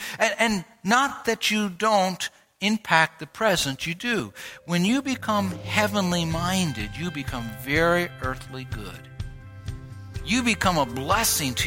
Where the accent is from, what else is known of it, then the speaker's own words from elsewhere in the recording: United States; people knew by my accent, they knew by my way of expressing myself. They could tell I was from America